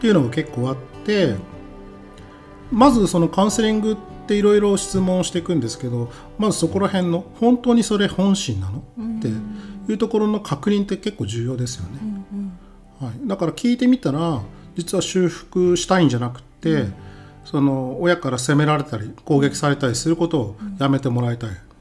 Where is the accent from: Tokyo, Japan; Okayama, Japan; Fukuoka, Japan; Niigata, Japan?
Niigata, Japan; 出身は新潟県です